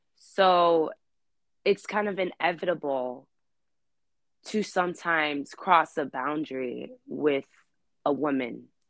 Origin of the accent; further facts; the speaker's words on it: New York City, New York, United States; Born and raised in Queens, New York